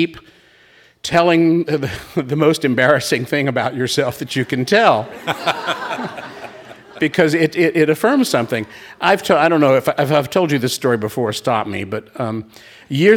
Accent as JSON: {"language": "English", "town": "Raleigh", "region": "North Carolina", "country": "United States", "tie": "born or raised there", "moved": "yes", "said": "Raleigh, North Carolina, my hometown"}